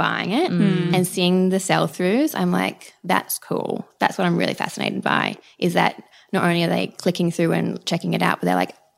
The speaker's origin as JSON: {"language": "English", "town": "Brisbane", "region": "Queensland", "country": "Australia", "tie": "born or raised there", "moved": "as an adult", "lives_now": "Sydney, Australia", "said": "I grew up in Brisbane and I moved to Sydney when I was 21"}